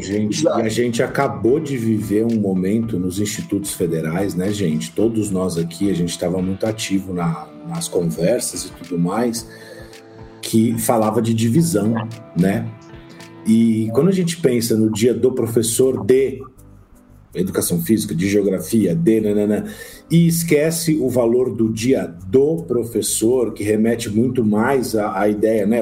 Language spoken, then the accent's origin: Portuguese; São Paulo, Brazil; moved away as an adult; now in Vilhena, Brazil; eu sou de São Paulo e sou professor em Rondônia